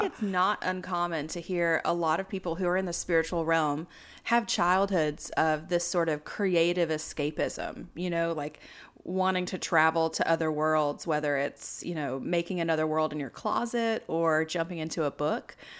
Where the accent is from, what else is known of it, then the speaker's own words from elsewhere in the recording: the South, United States; I was born and raised in the South